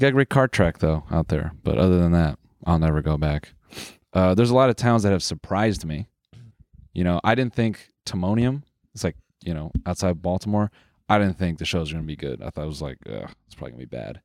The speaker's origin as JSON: {"language": "English", "country": "Canada", "said": "we're Canadian"}